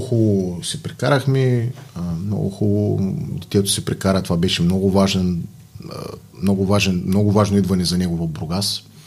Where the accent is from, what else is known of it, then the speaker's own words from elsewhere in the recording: Bulgaria; Все пак съм българин